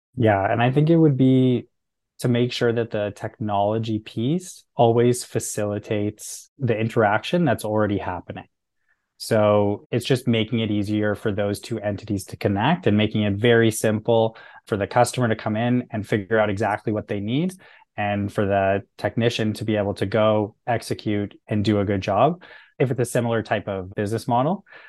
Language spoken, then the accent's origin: English; Canada; being Canadian